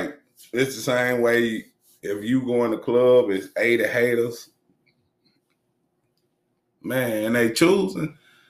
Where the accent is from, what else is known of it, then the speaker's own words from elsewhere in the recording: Arkansas, United States; Though we from Cleveland and I'm from Arkansas and everywhere else in between that we done moved in these years.